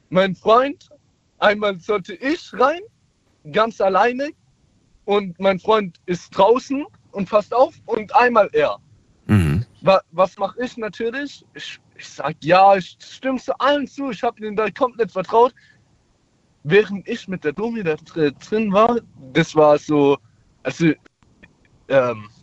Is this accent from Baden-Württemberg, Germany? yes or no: yes; Mannheim, Baden-Württemberg, Germany; ich komme aus Mannheim. Ich bin jetzt 19 und mache in ein paar Monaten mein Abi zu Ende.